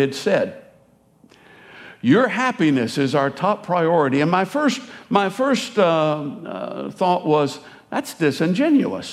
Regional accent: United States; I am American

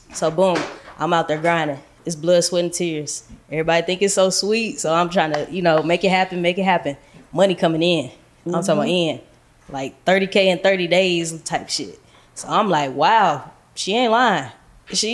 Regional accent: St. Louis, Missouri, United States; moved away as an adult; now in Dallas, United States; I'm from St. Louis. I come from the trenches, the hood, the bottom.

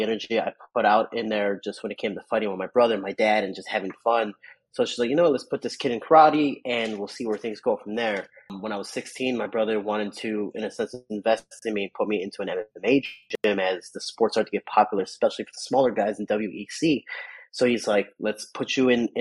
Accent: Chicago, Illinois, United States; I grew up in the South Side of Chicago

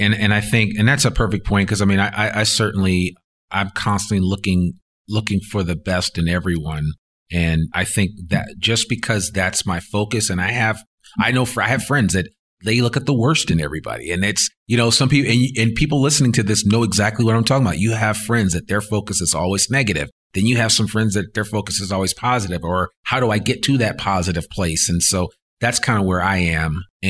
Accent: New Jersey, United States; I grew up in Northern New Jersey

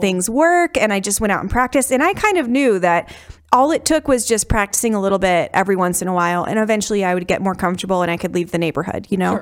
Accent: outside of Chicago, Illinois, United States; moved away; I grew up outside of Chicago

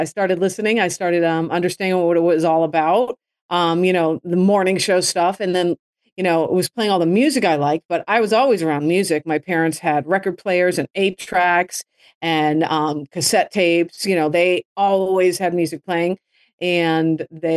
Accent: Massachusetts, United States; also born or lived in Chicago; now in Miami, United States; growing up in Massachusetts was great. I lived in a suburb of Boston

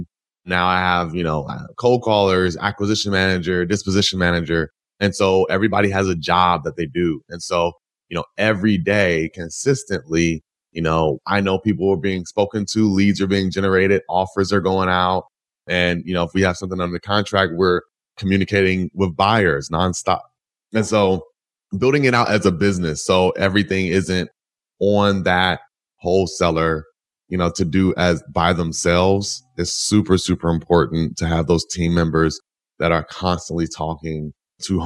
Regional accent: Atlanta, Georgia, United States; also born or lived in Purdue University, Indiana; I'm originally from Atlanta, Georgia.

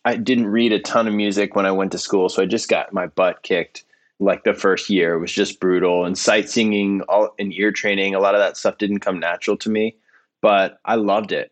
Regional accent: Virginia, United States; I'm actually from Virginia.

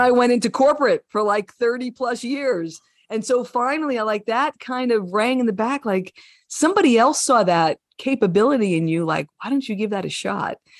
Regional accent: New Jersey, United States; I was a kid from Jersey.

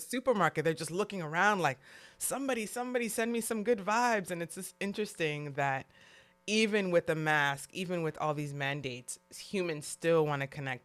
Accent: New York City, New York, United States; now in California, United States; growing up in New York City, when I moved to California

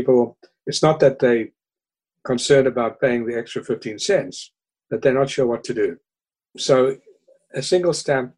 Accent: Cape Town, Western Cape, South Africa; now in New York, United States; When people ask me where I'm from, I generally say South Africa because I tend to identify with cities more than with countries. And I regard myself as a Cape Townian and a New Yorker.

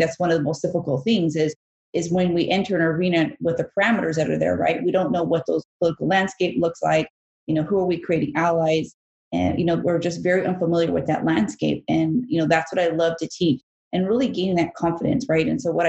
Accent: Bangkok, Thailand; born there; I was born in Bangkok, Thailand. I'm Asian and Mexican.

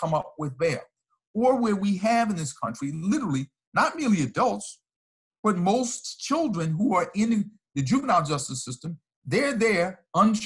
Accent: Virginia, United States; In a juvenile correctional facility in my home state of Virginia

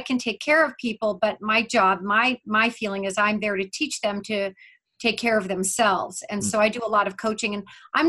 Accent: Vail, Colorado, United States; moved away; also born or lived in Leadville, Colorado; I grew up in Vail, Colorado.

